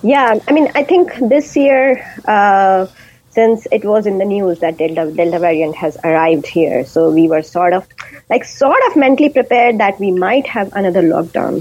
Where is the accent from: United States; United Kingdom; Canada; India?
India; first language Hindi and Urdu; English is a second language; moved away as an adult; now in Dunedin, New Zealand; I am from India and a mum of a two year old boy